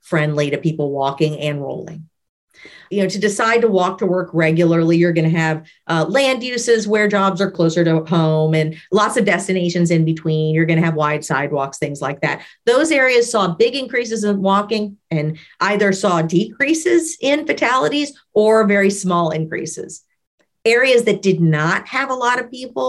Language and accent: English; New Orleans, Louisiana, United States; also born or lived in Baton Rouge; I grew up in New Orleans